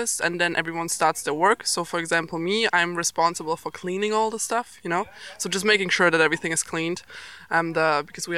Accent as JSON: {"language": "English", "country": "Germany", "said": "I'm from Germany."}